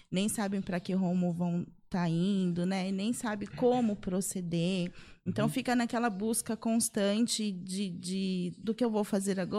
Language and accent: Portuguese; São José dos Campos, São Paulo, Brazil; Sou, sou de São José, daqui mesmo.